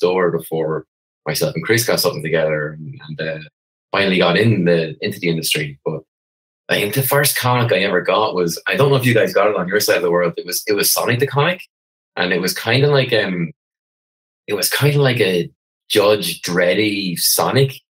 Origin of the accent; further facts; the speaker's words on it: Wexford, Leinster, Ireland; I come from Wexford, the southeast as you can go in Ireland.